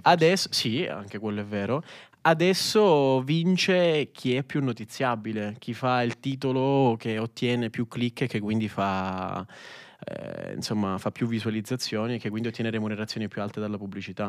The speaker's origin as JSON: {"language": "Italian", "region": "Sicily", "country": "Italy", "said": "faccio questa autodenuncia da siciliano"}